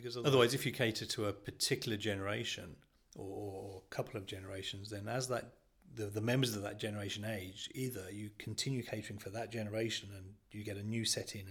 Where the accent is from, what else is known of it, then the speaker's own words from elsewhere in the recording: Midlands, United Kingdom; moved away as an adult; I grew up in the Midlands and I moved down here